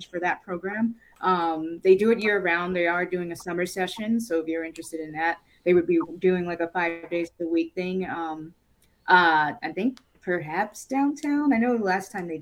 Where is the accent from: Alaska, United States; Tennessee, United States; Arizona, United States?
Tennessee, United States; Nashville; moved away as an adult; now in Cleveland, United States; I came from Nashville, Tennessee. That's where I'm originally from, to go to art school